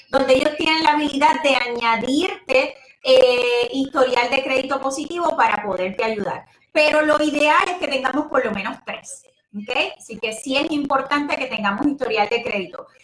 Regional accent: Puerto Rico; moved away; yo soy puertorriqueña y de pura cepa. Lo que pasa es que llevo muchos años acá

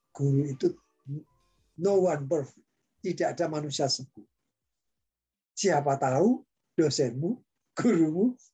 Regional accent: Indonesia; born there; Ya, saya kan ya lahir di Indonesia.

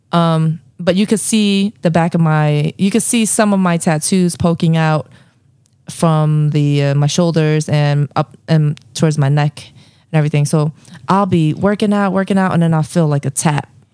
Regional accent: Philadelphia, Pennsylvania, United States

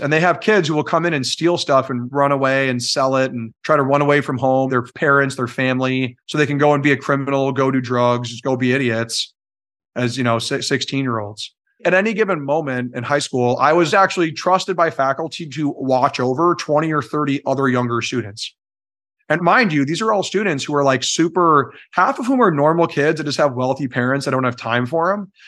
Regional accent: Belle Plaine, Minnesota, United States; cleared a lot of what is Belle Plaine today, the town

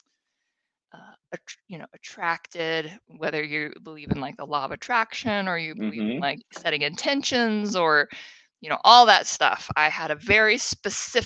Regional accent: Seattle, Washington, United States; growing up in Seattle

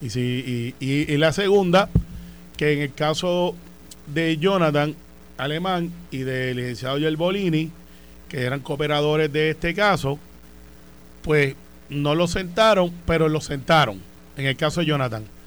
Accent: Puerto Rico; como buen puertorriqueño

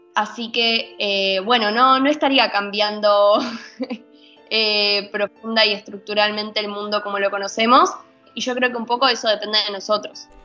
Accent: Argentina

